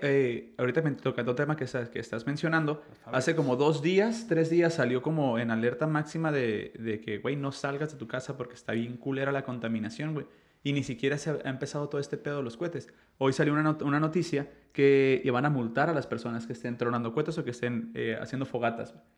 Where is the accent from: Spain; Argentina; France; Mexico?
Mexico; yo, yo soy mexicano